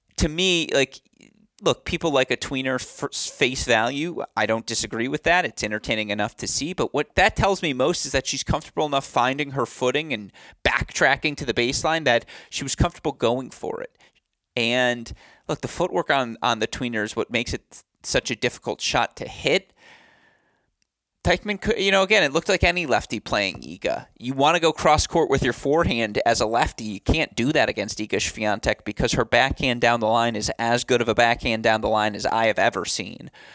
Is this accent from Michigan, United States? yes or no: yes; Franklin, Michigan, United States; moved away; I will be home in Bloomfield Hills next week, or I should say I won't be in Bloomfield Hills. Technically, I'll be in Franklin